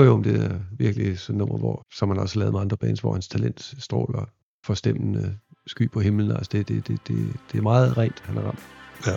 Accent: Viborg, Central Denmark Region, Denmark; moved away; i Viborg, hvor jeg voksede op

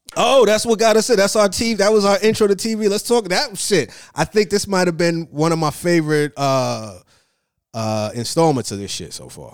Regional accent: New York, United States; as a New Yorker

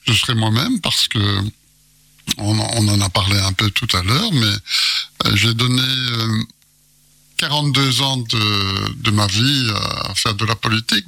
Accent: Belgium; je suis belge

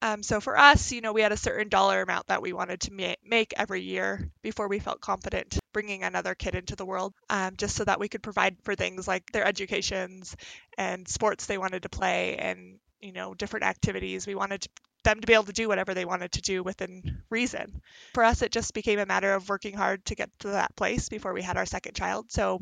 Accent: Aurora, Colorado, United States; I am from Aurora, Colorado.

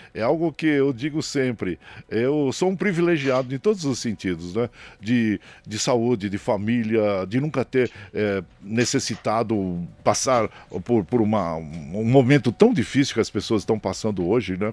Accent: São Bernardo do Campo, São Paulo, Brazil; also born or lived in Tapiraí; eu nasci em São Bernardo e do Campo, né? São Bernardo do Campo

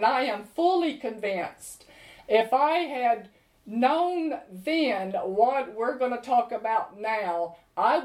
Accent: United States; moved away as an adult; now in London, United Kingdom; I grew up in America not lacking for anything

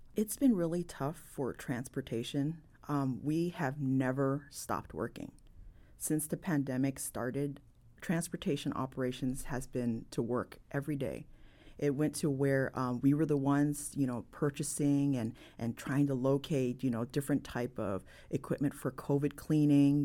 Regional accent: San Francisco, California, United States; I'm born and raised in San Francisco

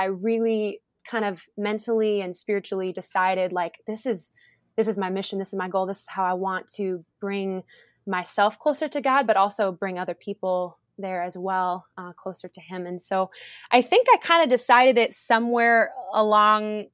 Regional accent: Cleveland, Ohio, United States; I'm from Cleveland, Ohio. I'm a proud Clevelander

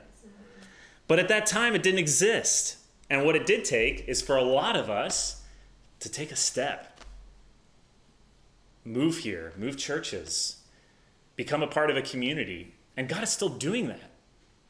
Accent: the South, United States; also born or lived in Midwest; now in Madison, United States; I'm from the South

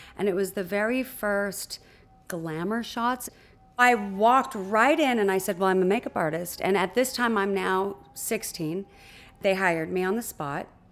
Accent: Huntington Beach, California, United States; I was born in Newport Beach, California, and raised in Huntington Beach, California, in a sleepy little surf town.

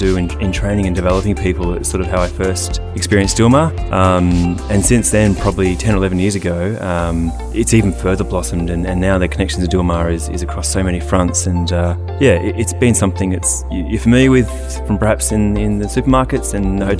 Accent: Australia; Australian, born and bred

